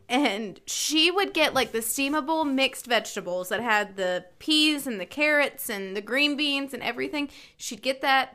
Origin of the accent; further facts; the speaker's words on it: North Carolina, United States; moved away; I grew up in North Carolina